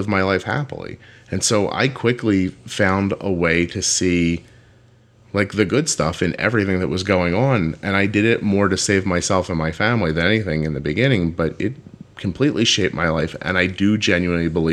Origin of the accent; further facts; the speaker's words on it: right outside of Philadelphia, Pennsylvania, United States; I grew up right outside of Philadelphia in the northeast